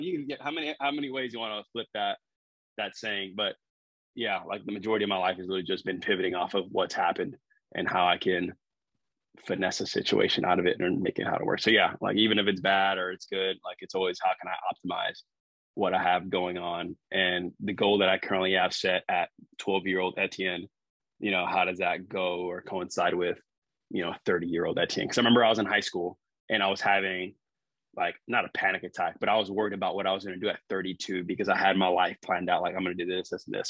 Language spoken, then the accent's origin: English; San Antonio, Texas, United States; now in Corpus Christi, United States; I grew up in San Antonio, Texas